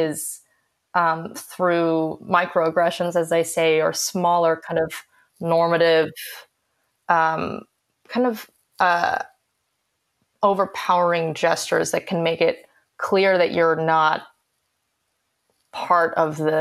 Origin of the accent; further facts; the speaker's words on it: Santa Fe, New Mexico, United States; also born or lived in California; I was born in California and moved to New Mexico when I was in fourth grade.